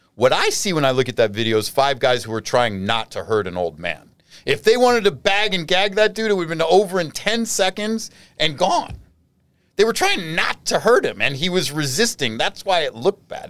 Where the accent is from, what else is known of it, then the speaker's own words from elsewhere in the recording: United States; I'm American. In prison or not, I'm a fucking American.